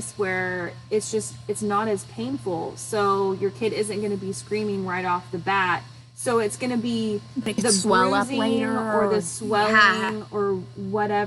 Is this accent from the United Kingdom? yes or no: no; Arkansas, United States; I'm from Arkansas